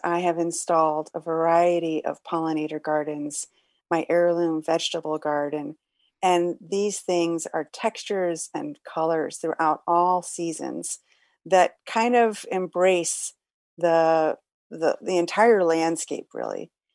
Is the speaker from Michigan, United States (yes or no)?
yes; Detroit, Michigan, United States; moved away; back in Detroit, my hometown